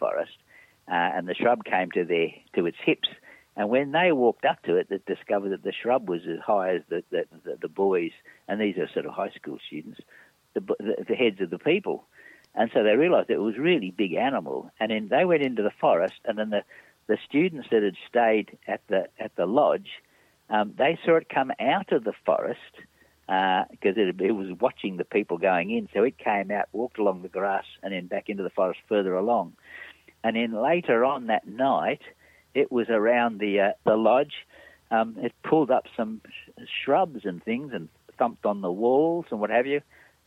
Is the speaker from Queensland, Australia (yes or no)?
yes; Gold Coast, Queensland, Australia; I grew up partly on the Gold Coast, and in the 1950s and 1960s